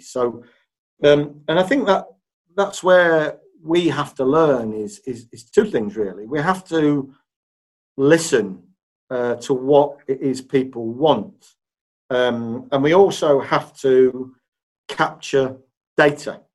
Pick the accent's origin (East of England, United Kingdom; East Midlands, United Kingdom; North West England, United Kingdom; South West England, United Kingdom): East Midlands, United Kingdom; Leicester; moved away; also born or lived in Huddersfield; I was born and bred in in Leicester. So this is my my hometown